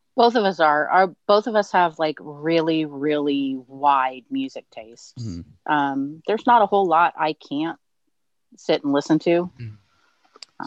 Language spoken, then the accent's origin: English; Southern California, United States; moved away; grew up in Southern California